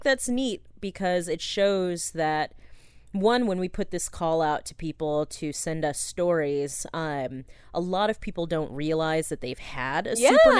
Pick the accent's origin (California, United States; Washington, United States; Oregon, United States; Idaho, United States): Oregon, United States; Ashland; over breakfast in my hometown of Ashland, Oregon